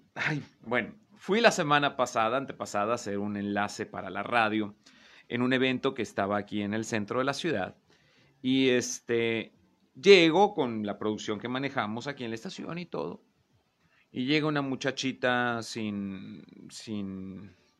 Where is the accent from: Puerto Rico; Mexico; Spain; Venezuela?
Mexico